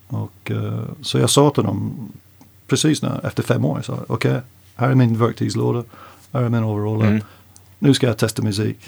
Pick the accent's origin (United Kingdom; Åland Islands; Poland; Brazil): United Kingdom; North England; Swedish is a second language; moved away as an adult; now in Stockholm, Sweden; Vi kommer från North England